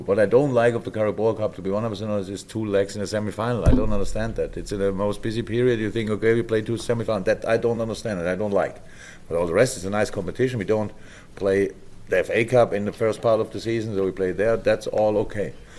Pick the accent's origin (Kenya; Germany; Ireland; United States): Germany; moved away as an adult; now in England; I'm from Germany